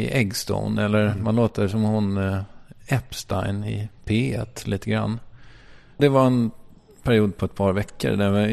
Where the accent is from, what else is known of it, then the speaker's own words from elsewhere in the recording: Strängnäs, Södermanland, Sweden; also born or lived in Malmö; Jag kommer från Strängnäs och där pratar man ju lite mer så här som